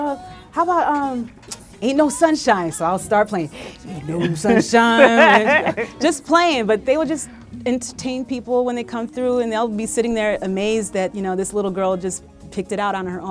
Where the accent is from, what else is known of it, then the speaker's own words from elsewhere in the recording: Utica, New York, United States; growing up in Utica in upstate New York, central New York